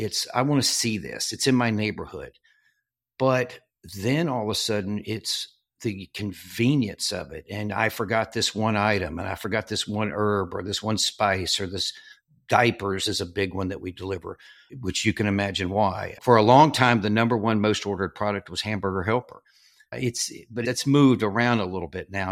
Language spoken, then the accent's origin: English; southern Arkansas, United States; moved away as an adult; I grew up in southern Arkansas